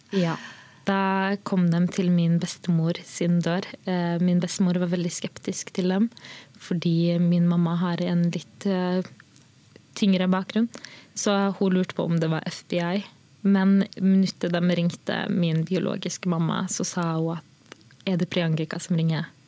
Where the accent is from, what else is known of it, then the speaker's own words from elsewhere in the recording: Molde, Møre og Romsdal, Norway; also born or lived in Sri Lanka; Vi var jo en av de første som kom til Molde